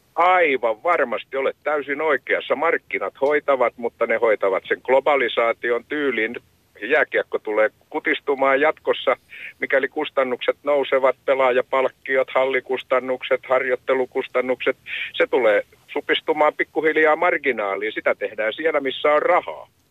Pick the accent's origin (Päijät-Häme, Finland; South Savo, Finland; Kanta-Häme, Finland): Kanta-Häme, Finland; Hämeenlinna; now in Lappeenranta, Finland; Mä olen Hämeenlinnasta kotoisin, niin kuin vähän ehkä murteestakin kuuluu